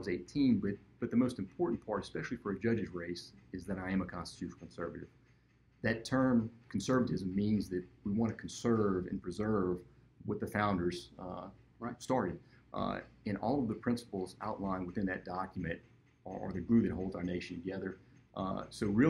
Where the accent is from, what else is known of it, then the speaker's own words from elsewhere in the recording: Lafayette, Louisiana, United States; I was born and raised here in Lafayette